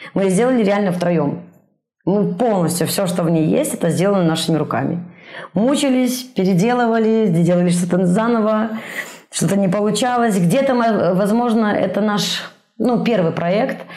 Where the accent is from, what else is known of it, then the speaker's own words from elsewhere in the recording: Minsk, Belarus; moved away as an adult; now in Brest, Belarus; я из Минска